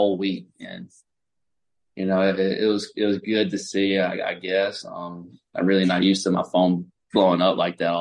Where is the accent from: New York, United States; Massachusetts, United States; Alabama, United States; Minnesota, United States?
Alabama, United States; I'm from Alabama, small town, big Alabama fan